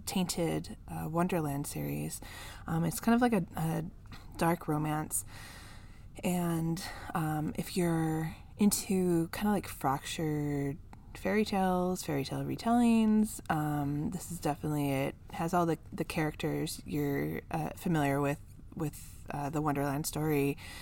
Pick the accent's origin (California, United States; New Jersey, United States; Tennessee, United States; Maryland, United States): California, United States; here in my home state of California